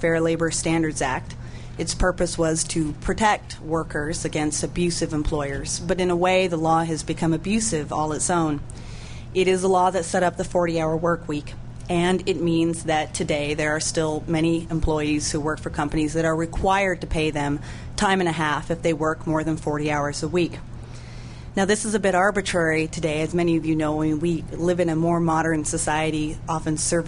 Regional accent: Oregon, United States; Oregon, my home state

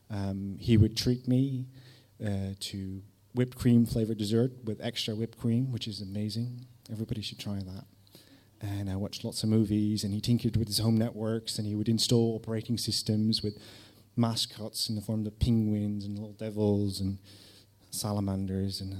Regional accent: Netherlands; English is a second language; I was from Holland, I was living there with my mum, and I would visit my dad in various cities in the UK, such as Manchester, Woking, Lancing, my favourite, near Brighton.

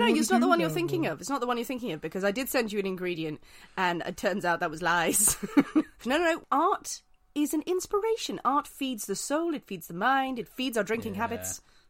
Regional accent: Northern Ireland, United Kingdom

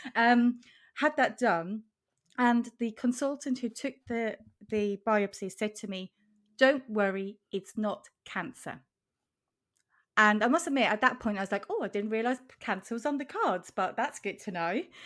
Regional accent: Switzerland; now in Norwich, United Kingdom; I am in the U K, in Norwich. I'm originally from Switzerland.

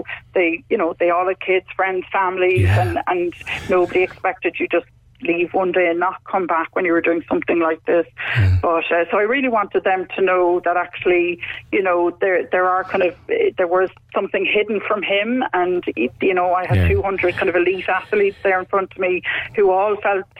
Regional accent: Cork, Munster, Ireland; now in Wicklow, Ireland; We're from Cork originally, both of us, but we're settled in Wicklow

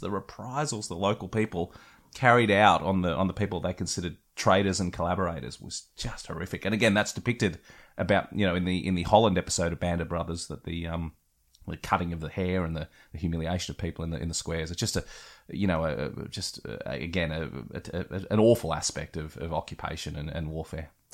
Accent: West Wyalong, New South Wales, Australia; moved away; being from a small country town myself, hello to West Wyalong out in New South Wales

